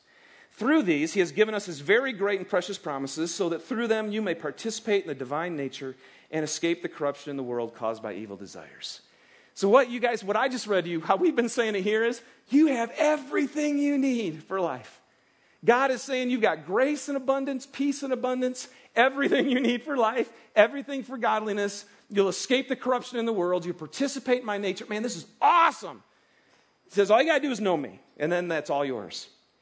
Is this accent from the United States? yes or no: yes; Michigan, United States; now in Salt Lake City, United States; I'm from Michigan, and you don't plant your garden until after Memorial Day, right? And it's because Michigan, it's a lot colder and stuff. So, we've moved here to Salt Lake